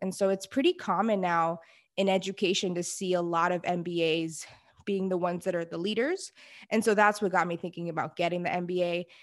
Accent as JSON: {"language": "English", "town": "Houston", "region": "Texas", "country": "United States", "tie": "born or raised there", "said": "I am from Houston, Texas, born and raised"}